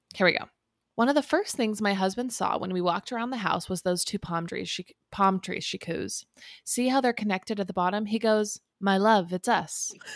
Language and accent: English; Southern California, United States; we grew up in Southern California.